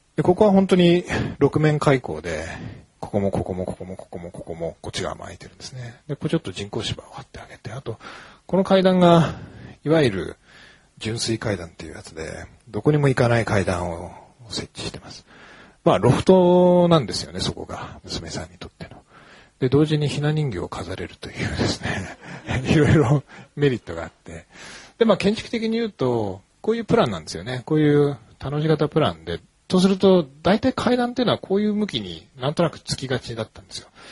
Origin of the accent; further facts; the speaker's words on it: Hokkaido, Japan; now in Tokyo, Japan; 僕、北海道の出身なんですけれども、東京に出てきた時に